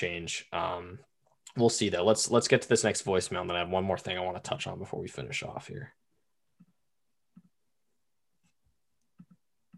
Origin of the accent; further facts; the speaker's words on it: Boston, Massachusetts, United States; moved away as an adult; now in Richmond, United States; I was a high school student. I'm from Boston